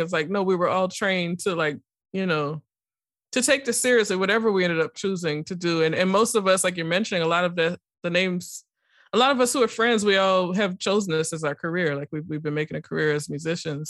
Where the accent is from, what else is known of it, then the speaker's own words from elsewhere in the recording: New Orleans, Louisiana, United States; growing up in New Orleans